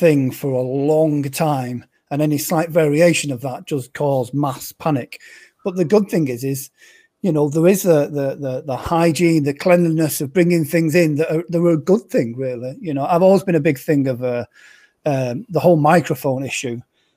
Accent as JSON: {"language": "English", "country": "United Kingdom", "said": "being a Brit"}